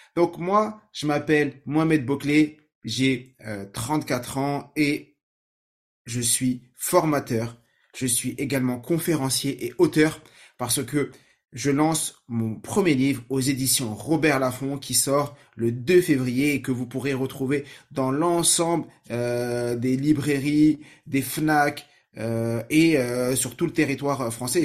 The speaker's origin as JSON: {"language": "French", "town": "Saint-Ouen", "region": "Île-de-France", "country": "France", "tie": "born or raised there", "said": "moi j'ai grandi à Saint-Ouen, en 93, vers Porte de Clignancourt"}